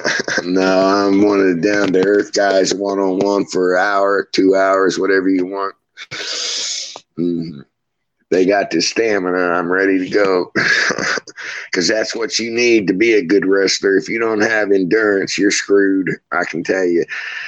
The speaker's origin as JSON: {"language": "English", "region": "West Virginia", "country": "United States", "tie": "born there", "also_born_or_lived": "Florida", "said": "He helped me a lot in Florida, because that's where I spent 50 years. Besides, I was born in West Virginia. That's where I'm at now."}